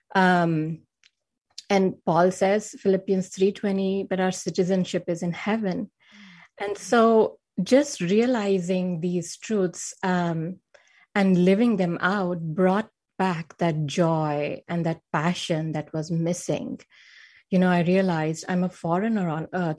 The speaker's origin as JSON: {"language": "English", "country": "India", "tie": "born or raised there", "moved": "as an adult", "lives_now": "Silicon Valley, California, United States", "said": "I was born and raised in India, and I had a pretty normal upbringing"}